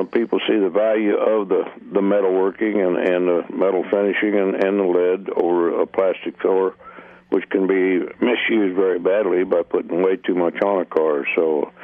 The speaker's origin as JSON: {"language": "English", "town": "Wichita", "region": "Kansas", "country": "United States", "tie": "born or raised there", "said": "I was brought up in Wichita, Kansas"}